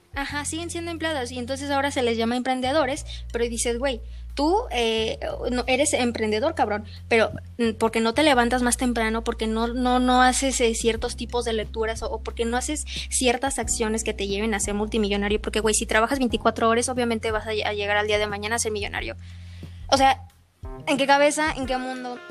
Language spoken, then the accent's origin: Spanish; Mexico; nosotros que somos aquí latinoamericanos, que somos en este caso eh, la mayoría mexicanos, mexicanos